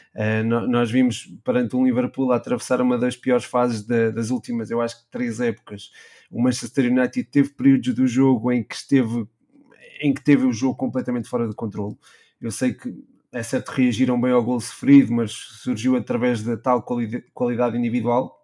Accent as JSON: {"language": "Portuguese", "country": "Portugal", "said": "Nós que somos portugueses"}